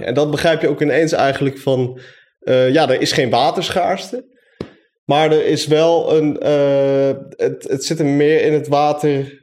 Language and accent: Dutch; Zeewolde, Flevoland, Netherlands; now in Enschede, Netherlands; Ik woon in, Enschede. En opgegroeid in Zeewolde, net als Stefan